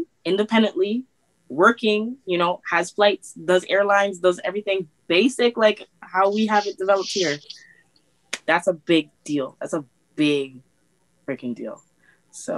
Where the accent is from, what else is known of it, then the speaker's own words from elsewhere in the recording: St. Vincent & Grenadines; moved away; my home country